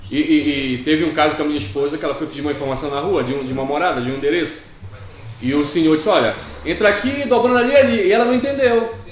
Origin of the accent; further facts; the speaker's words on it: Pará, Brazil; moved away as an adult; now in Portugal; sou, sou, sou do Brasil, da região da Amazônia, mais precisamente do estado do Pará, né? E tô cá em Portugal já há sete anos, sete anos e tal